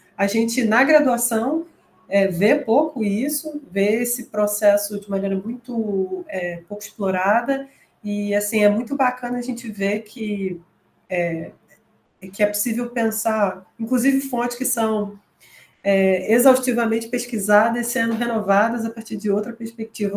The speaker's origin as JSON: {"language": "Portuguese", "town": "Nova Iguaçu", "region": "Rio de Janeiro", "country": "Brazil", "said": "eu sou de Nova Iguaçu"}